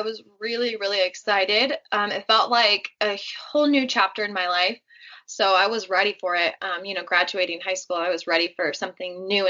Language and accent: English; California, United States; moved away as an adult; also born or lived in Montreal, Canada; And then I moved back to California, moved back home about 4 years after that in 2016.